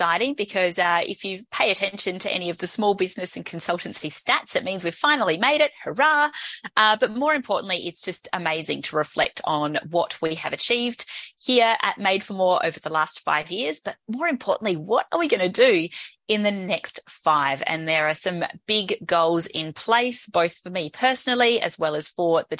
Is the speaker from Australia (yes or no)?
yes; Adelaide, South Australia, Australia; here in Adelaide, in my hometown